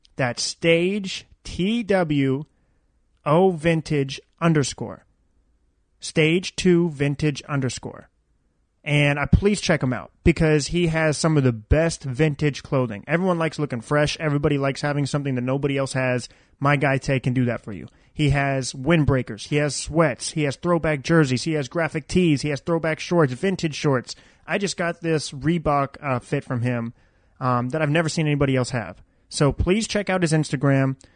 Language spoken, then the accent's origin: English; Daytona Beach, Florida, United States; I'm obviously from Daytona Beach, Florida